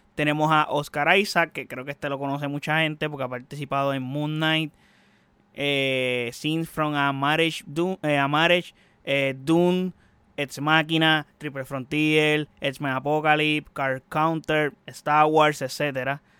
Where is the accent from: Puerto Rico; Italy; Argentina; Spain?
Puerto Rico; soy puertorriqueño